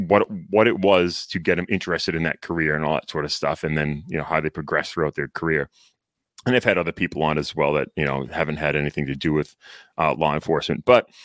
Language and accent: English; Londonderry, New Hampshire, United States; also born or lived in Berlin, New Hampshire; It's a great place to grow up. Like you were saying, I grew up in Londonderry, was a dairy cop for a little bit, and then moved up north to the city of Berlin